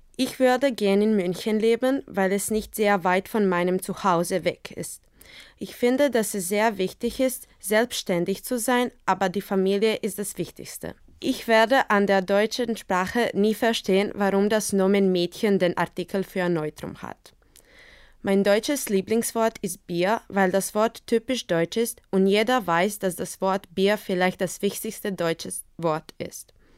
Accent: Zagreb, City of Zagreb, Croatia; German is a second language; Ich bin 2002 in Zagreb, Kroatien geboren

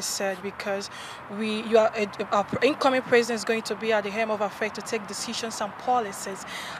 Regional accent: Nigeria; as Nigerian youth

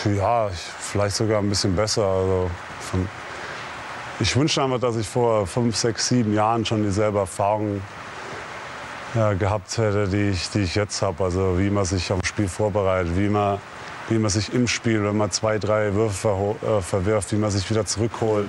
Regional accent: Würzburg, Bavaria, Germany; now in Dallas, United States; komme ja im Sommer jedes Jahr wieder nach Hause, nach Würzburg und, und werde auch nie vergessen, wo ich herkomme

